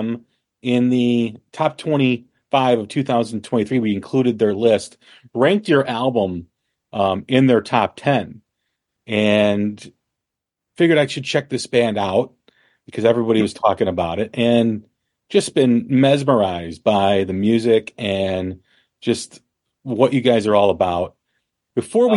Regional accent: Chicago, Illinois, United States; we're from Chicago, or I'm from Chicago.

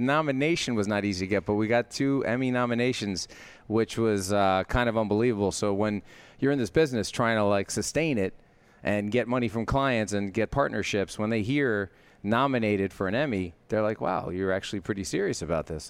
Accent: New York City, New York, United States; I grew up, like, loading trucks, like, i, in New York City, down in Long Island City

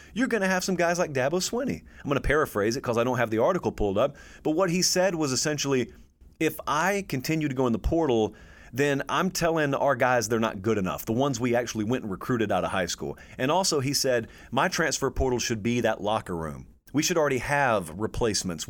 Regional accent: the South, United States; I grew up in the South

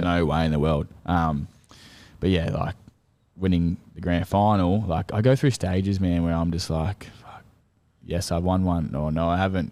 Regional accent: Central Coast, New South Wales, Australia; moved away; my hometown, Central Coast

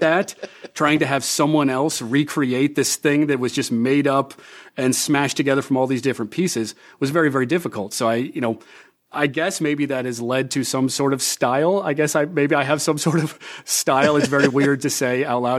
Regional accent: Des Moines, Iowa, United States; moved away as an adult; also born or lived in Hollywood; as a kid growing up in Des Moines

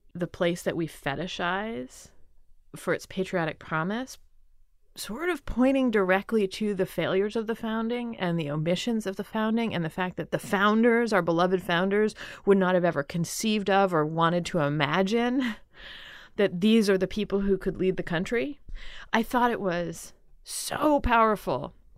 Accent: Philadelphia, Pennsylvania, United States; I grew up in Philadelphia.

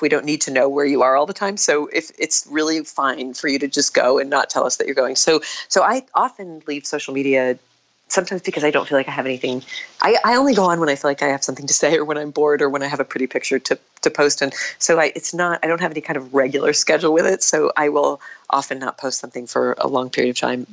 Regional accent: New England, United States; moved away as an adult; now in New York City, United States; I grew up on a small family Christmas tree farm in New England

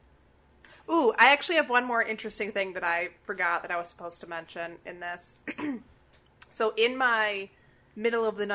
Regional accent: Chicago, Illinois, United States; I'm from Chicago

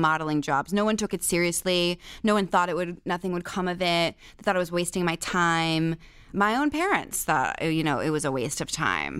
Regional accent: Benton, Pennsylvania, United States; also born or lived in Shickshinny, Pennsylvania; I was born in Pennsylvania

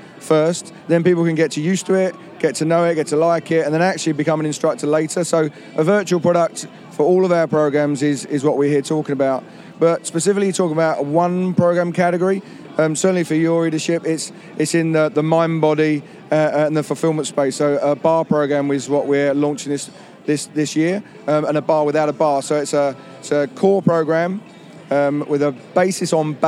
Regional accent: London, United Kingdom; I'm actually from London, but trade over here in the US as well

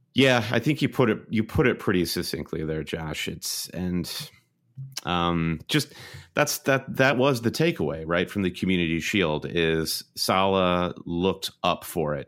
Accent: United States

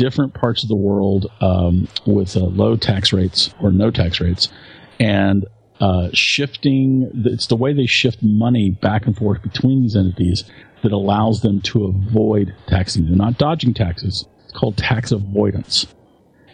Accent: United States; as both an American and as a fan of Apple's products

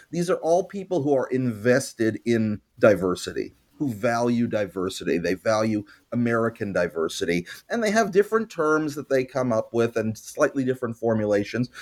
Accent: Montreal, Quebec, Canada; I grew up in Montreal

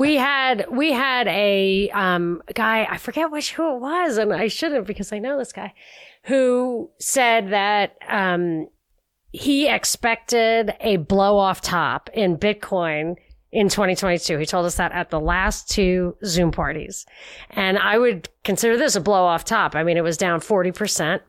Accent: New York, United States; as a New Yorker

